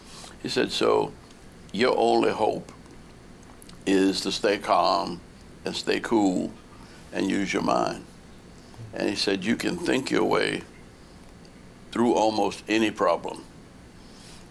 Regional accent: New Orleans, Louisiana, United States; moved away; I grew up in New Orleans

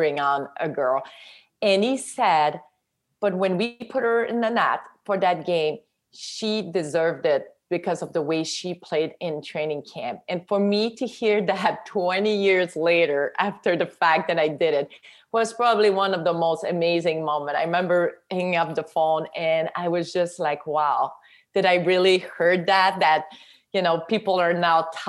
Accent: Quebec, Canada; English is a second language; moved away as an adult; now in United States; I was from Quebec. I didn't speak any English

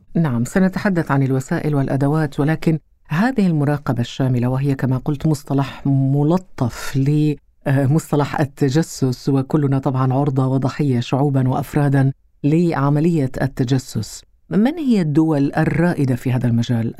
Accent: Qatar; عندنا في قطر

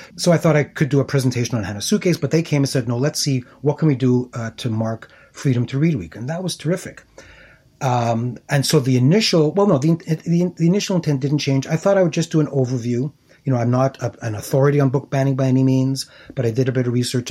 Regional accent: Montreal, Quebec, Canada; where I grew up, born and raised in Montreal

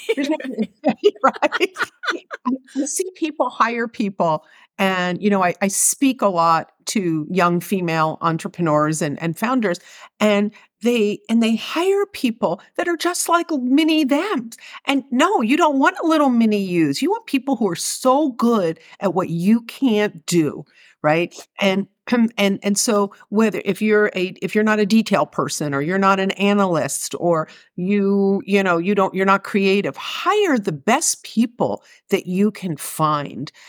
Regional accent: Philadelphia, Pennsylvania, United States; I grew up in Philadelphia

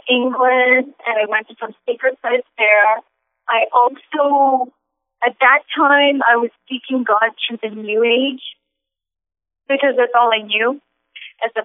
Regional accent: Singapore; moved away; also born or lived in Los Angeles; I'm originally from Singapore

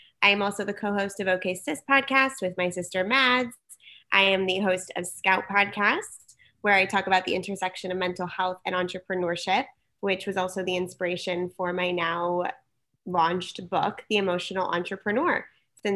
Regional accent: San Diego, California, United States; also born or lived in Berkeley / New York / Los Angeles; I was born and raised in San Diego.

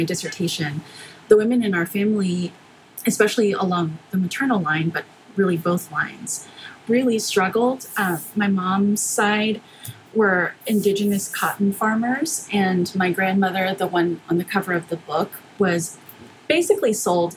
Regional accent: Houston, Texas, United States; born or raised there; also born or lived in McAllen, Texas

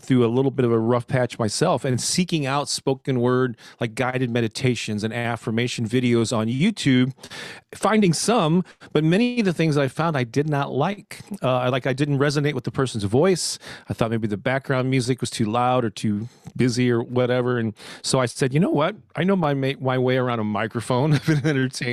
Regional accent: St. Louis, Missouri, United States; born and raised in St. Louis, Missouri, right in the heart of the Midwest here in the States. I've never lived anywhere else

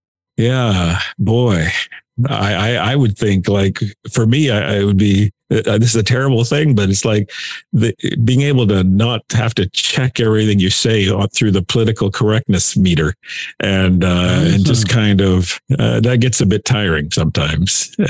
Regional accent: Canada; You've probably honed your sarcasm skills. You have a whole different level. It's our love language, and it's our mother tongue.

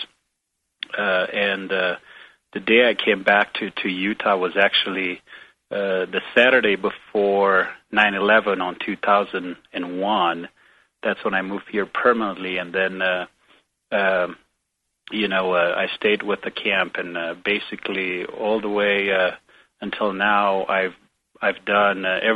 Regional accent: Romania; moved away as an adult; now in United States; I grew up in Romania before moving to the United States

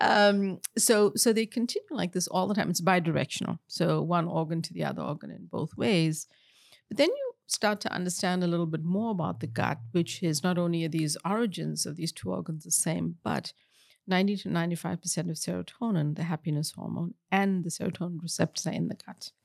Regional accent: South Africa; moved away; I grew up in apartheid in South Africa

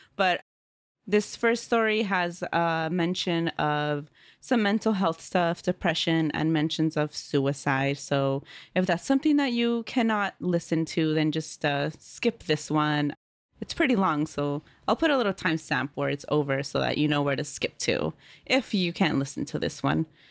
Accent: Oakland, California, United States; also born or lived in Central Valley, California; I grew up in Oakland, California, and then we moved to the Central Valley.

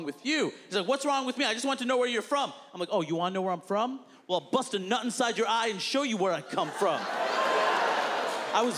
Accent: New York City, New York, United States; I'm from Queens, New York

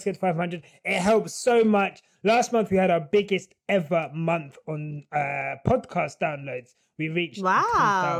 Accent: United Kingdom; I am British

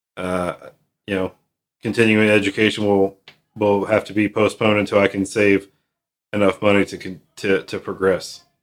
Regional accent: Midwest, United States; I'm from the Midwest.

